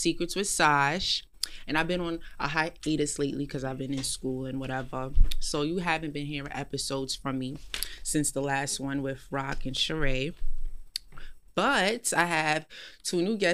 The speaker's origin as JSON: {"language": "English", "country": "Jamaica", "said": "I'm Jamaican"}